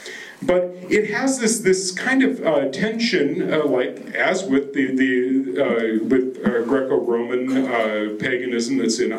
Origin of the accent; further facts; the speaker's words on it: Japan; I grew up in Japan. This is, and I always love to talk about my kokoku, my old country.